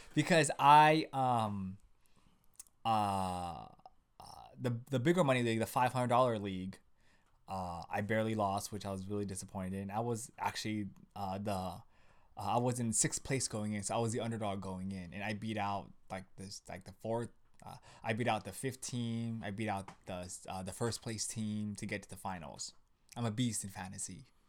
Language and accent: English; West Covina, California, United States; we grew up in West Covina